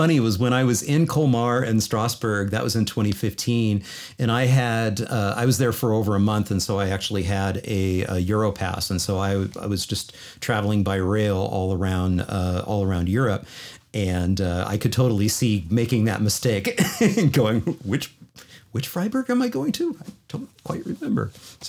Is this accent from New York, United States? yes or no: no; Boulder, Colorado, United States; I consider Boulder my hometown, even though I don't live there anymore.